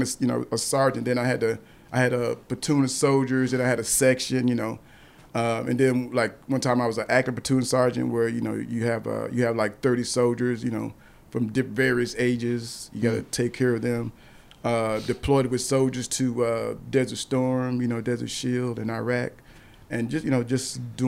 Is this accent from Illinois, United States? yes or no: yes; Illinois, United States; moved away as an adult; I grew up in Illinois